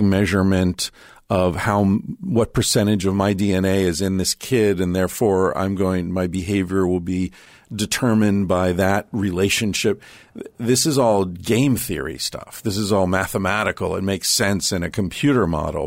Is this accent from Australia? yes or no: no; United States; moved away as an adult; also born or lived in Spain; I was struck as an American living in Spain